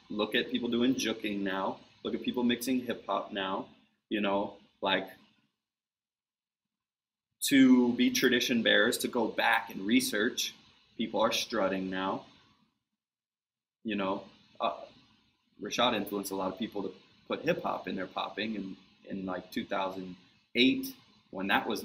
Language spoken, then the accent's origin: English; East Coast, United States; we're from the East Coast.